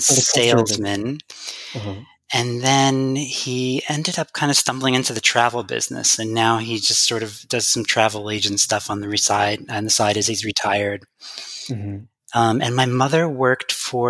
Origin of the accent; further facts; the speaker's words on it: Central Connecticut, United States; I was born in Central Connecticut.